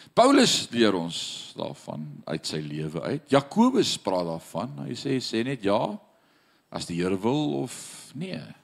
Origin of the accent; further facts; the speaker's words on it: South Africa; now in Paris, France; Ek wat in af Suid-Afrika groot geword het as Suid-Afrikaner